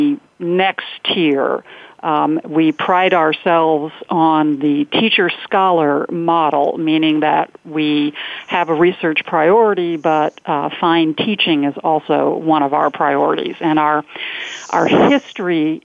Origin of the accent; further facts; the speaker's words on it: Indiana, United States; moved away as an adult; also born or lived in Ohio / South Dakota / El Paso, Texas; I am from Indiana, and my PhD is from Indiana University